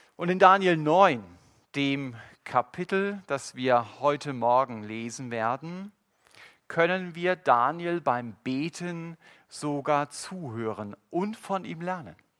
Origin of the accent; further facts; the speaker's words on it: Germany; Wir als Deutsche